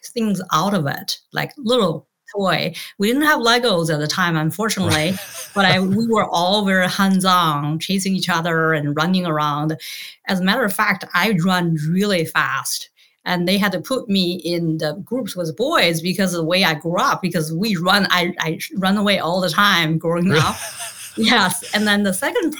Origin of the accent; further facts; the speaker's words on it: Beijing, China; moved away; also born or lived in Tianjin; I grew up in Tianjin. So that's a city 75 miles southeast of Beijing. That's the capital of China. And then I moved to Beijing as soon as I started elementary school